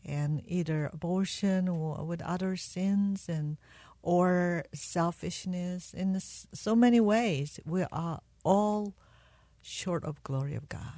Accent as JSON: {"language": "English", "country": "South Korea", "tie": "born or raised there", "moved": "yes", "lives_now": "United States", "said": "I was born in South Korea, and I met my husband when I was 16 and he was 17"}